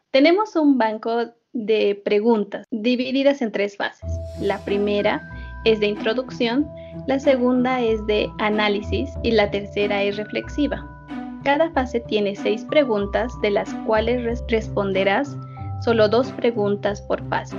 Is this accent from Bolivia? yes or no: yes; Bolivia; nuestra querida Bolivia